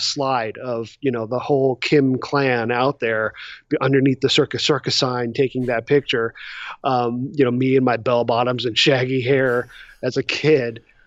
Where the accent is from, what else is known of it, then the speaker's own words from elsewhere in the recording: south of LA, California, United States; I grew up in California, uh, just a little bit south of L